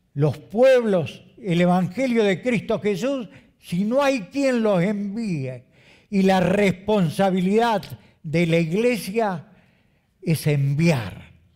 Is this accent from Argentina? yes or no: yes; Argentina; also born or lived in Canada; Como argentinos